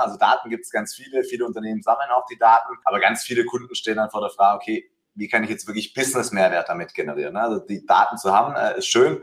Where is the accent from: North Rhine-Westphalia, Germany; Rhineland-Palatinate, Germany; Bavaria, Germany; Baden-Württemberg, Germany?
Baden-Württemberg, Germany; Swabia; accent: Swabian; bin ein Schwabe, ne? deswegen äh, hört man eine, eine Ähnlichkeit.